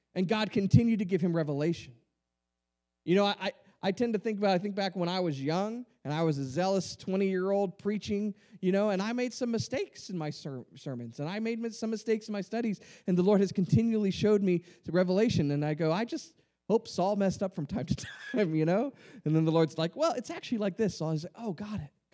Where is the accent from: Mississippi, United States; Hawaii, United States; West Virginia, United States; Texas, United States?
Texas, United States; Rio Grande Valley; I grew up in the in the Rio Grande Valley.